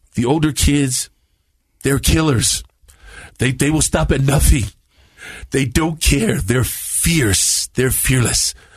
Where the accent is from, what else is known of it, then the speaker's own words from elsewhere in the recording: Compton, California, United States; also born or lived in San Bruno, California; I was born in San Bruno, uh, San Francisco, in the Bay Area. I think I was six months old. My mom said, and we moved to Compton, California